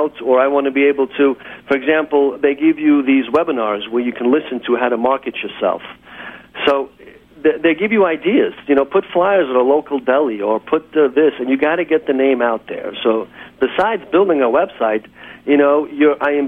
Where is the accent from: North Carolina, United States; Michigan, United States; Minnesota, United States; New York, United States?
New York, United States; New York City; I work, my office is in Kew Gardens